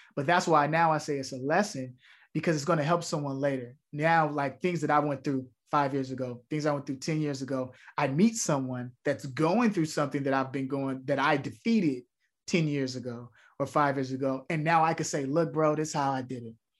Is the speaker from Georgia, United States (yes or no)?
no; Chicago, Illinois, United States; me growing up in Chicago, a community theater is what changed my life